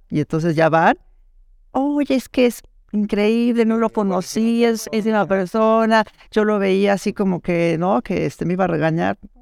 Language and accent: Spanish; Mexico; soy mexicana, vivo en la Ciudad de México